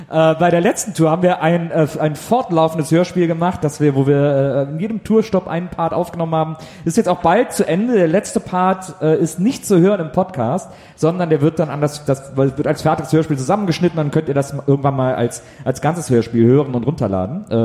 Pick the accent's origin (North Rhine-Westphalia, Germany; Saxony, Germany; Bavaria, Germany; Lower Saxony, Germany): North Rhine-Westphalia, Germany; Cologne; Ich bin Kölner.